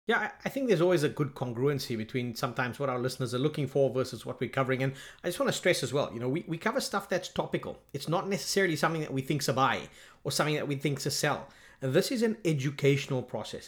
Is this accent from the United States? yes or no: no; South Africa; I'm from South Africa